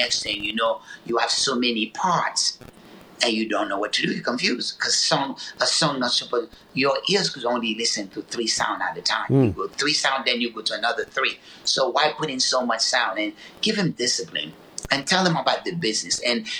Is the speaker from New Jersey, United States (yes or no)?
yes; Newark, New Jersey, United States; You know, I went to Essex County College in Newark. You know, I grew up in Newark, you know.